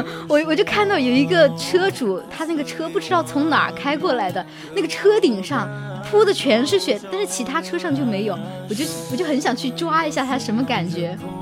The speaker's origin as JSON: {"language": "Chinese", "region": "southern China", "country": "China", "said": "作为一个南方人"}